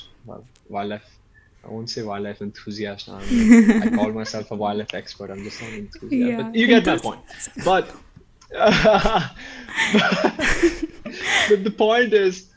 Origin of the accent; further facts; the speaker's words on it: Chhattisgarh, India; also born or lived in Madhya Pradesh / United States; a place like Chhattisgarh, where I grew up in Chhattisgarh in Madhya Pradesh.